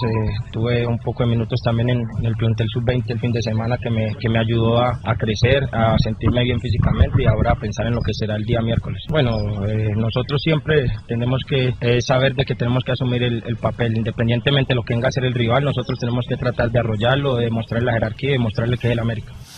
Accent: Jalisco, Mexico; born or raised there; moved away; also born or lived in Guerrero

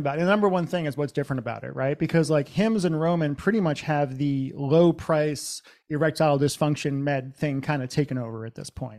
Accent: central Massachusetts, United States; moved away as an adult; also born or lived in Los Angeles / Seattle; I grew up in Massachusetts, central Massachusetts in the 80s and 90s.

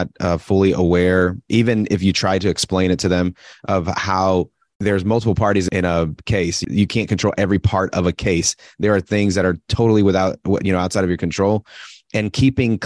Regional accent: Puerto Rico; now in Atlanta, United States; I'm from Puerto Rico originally

